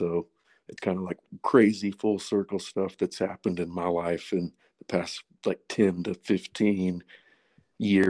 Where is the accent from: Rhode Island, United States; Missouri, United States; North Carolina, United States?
North Carolina, United States; Boone; I'm from Boone, North Carolina